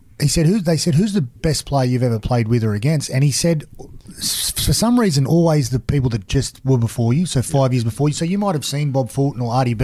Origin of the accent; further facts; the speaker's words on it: Wollongong, New South Wales, Australia; moved away as an adult; now in Cronulla, Australia; when I grew up in Wollongong